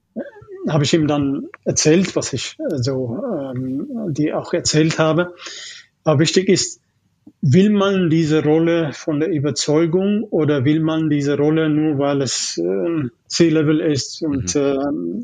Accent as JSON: {"language": "German", "country": "Ethiopia", "tie": "born or raised there", "also_born_or_lived": "East Germany", "second_language": "German", "moved": "as an adult", "lives_now": "Germany", "said": "ich komme ursprünglich aus Äthiopien. Mhm. Also ich bin äh, mit 18 erst nach Deutschland gekommen. Okay. Ich habe Elementary, Junior, High School und so weiter in Äthiopien gemacht"}